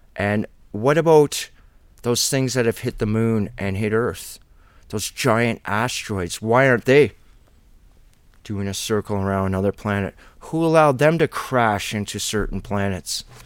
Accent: Ontario, Canada; being a Canadian

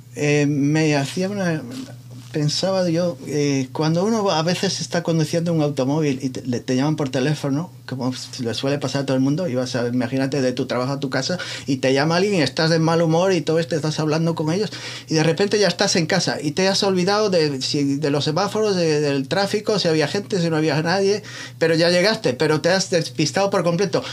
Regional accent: Muros, Galicia, Spain; moved away; mi pueblo entonces? ¿A Muros La Coruña

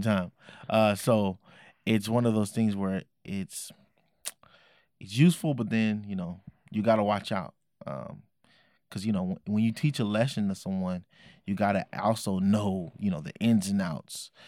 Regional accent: Oakland, California, United States; I was raised in Oakland, California at the time

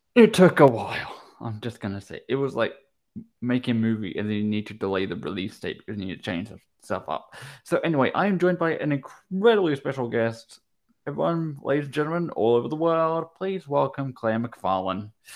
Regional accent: Brisbane, Queensland, Australia; moved away; I lived in Queensland for nine years. I lived in Brisbane, went to primary school there.

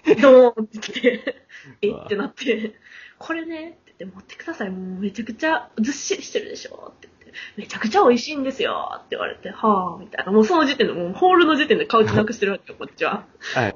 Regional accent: Kansai, Japan; 私関西なんです

